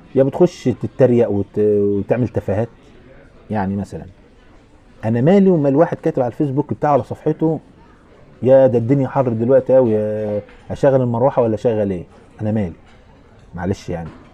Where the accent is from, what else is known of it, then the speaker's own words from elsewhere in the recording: Asyut, Asyut Governorate, Egypt; عندنا في اسيوط يعني في البلد